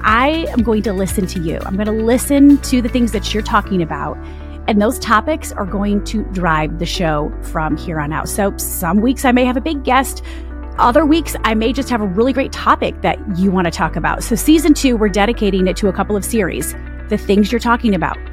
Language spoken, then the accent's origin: English; Michigan, United States; I'm from Michigan